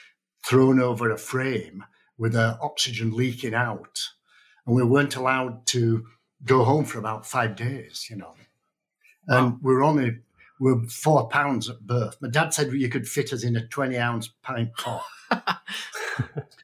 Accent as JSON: {"language": "English", "region": "Yorkshire and the Humber", "country": "United Kingdom", "tie": "born or raised there", "also_born_or_lived": "Canada", "moved": "as an adult", "lives_now": "Reno, United States", "said": "I was born in Yorkshire in Northern England"}